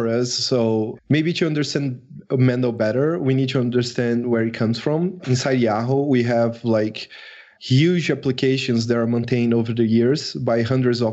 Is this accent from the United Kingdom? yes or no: no; Brazil; I am from Brazil